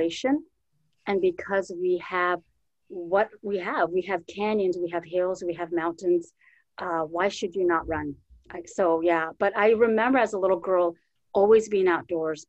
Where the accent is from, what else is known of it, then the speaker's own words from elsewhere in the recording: Four Corners, United States; now in Minnesota, United States; I grew up on the Navajo Nation